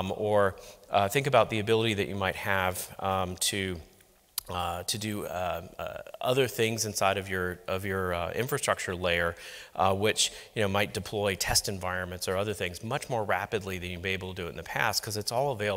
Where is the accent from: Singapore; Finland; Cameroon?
Singapore; I'm actually from Singapore, working at a bank in Singapore